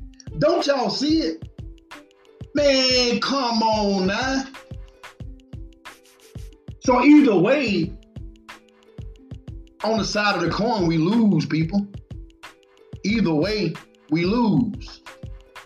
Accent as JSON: {"language": "English", "country": "United States", "said": "we as American citizens"}